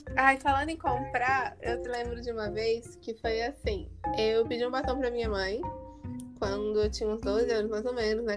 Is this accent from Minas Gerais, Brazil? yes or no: no; Paulínia, São Paulo, Brazil; sou de Paulínia